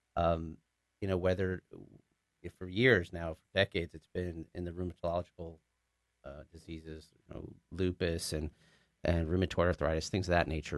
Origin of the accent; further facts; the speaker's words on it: Richardson, Texas, United States; moved away as an adult; also born or lived in Austin / New York / New Jersey; I'm actually a born and raised, uh, Dallas boy. I was born and raised in Richardson